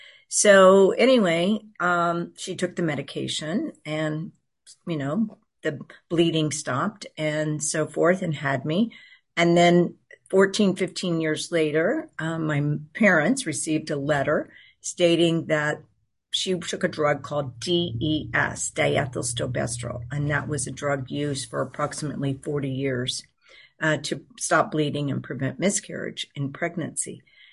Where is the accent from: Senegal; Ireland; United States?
United States; Houston, Texas; And so I grew up in Houston, Texas.